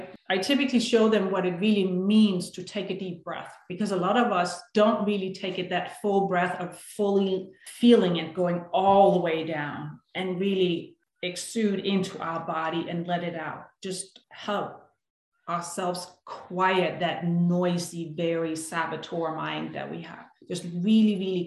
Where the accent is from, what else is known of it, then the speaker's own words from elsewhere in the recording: Denmark; now in United States; I grew up in Denmark, born and raised, lived there for many years.